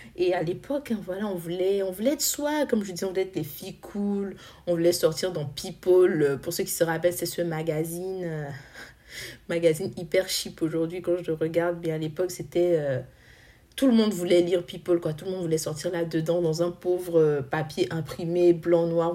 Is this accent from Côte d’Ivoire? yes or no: yes; Côte d’Ivoire; en tant qu'Ivoirien, faisant aussi partie de cette jeunesse africaine